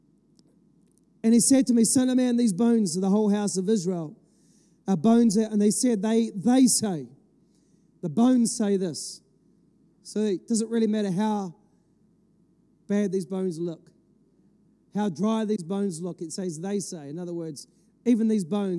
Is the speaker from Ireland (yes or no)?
yes; Ireland; I'm an Irishman. I've got it in my passport